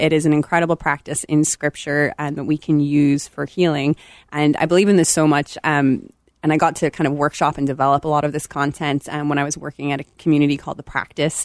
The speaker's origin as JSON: {"language": "English", "town": "Belfast", "region": "Northern Ireland", "country": "United Kingdom", "tie": "born or raised there", "moved": "as an adult", "said": "I am originally from Belfast, Northern Ireland, if you catch a little of that in my sound."}